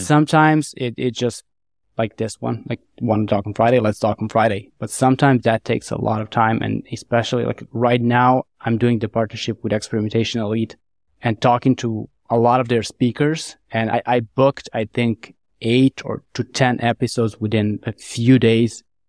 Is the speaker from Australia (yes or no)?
no; Niš, Nišava District, Serbia; my hometown of, in Serbia, town of Niš